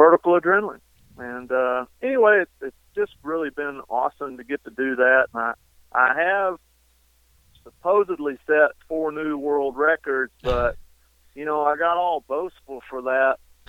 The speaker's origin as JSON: {"language": "English", "town": "Eastland", "region": "Texas", "country": "United States", "tie": "born or raised there", "said": "here in Eastland, where my hometown is."}